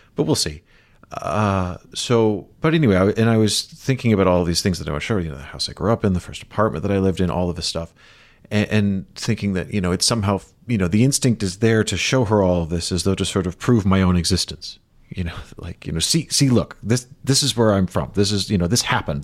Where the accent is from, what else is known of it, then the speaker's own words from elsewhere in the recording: Chicago, Illinois, United States; moved away; the neighborhood where I, that I was born into in Rogers Park